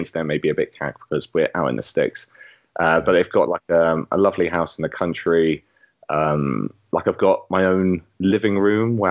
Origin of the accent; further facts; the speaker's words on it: London, United Kingdom; now in Suffolk, United Kingdom; I'm from North London, so this is Arsenal are actually my local team. Actually, well, Barnet are my local team